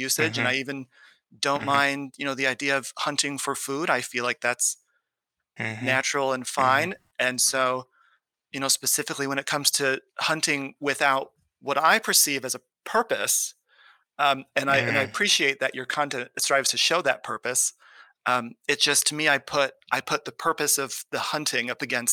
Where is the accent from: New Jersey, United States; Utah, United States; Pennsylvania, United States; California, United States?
California, United States; I grew up in California in a conservative home.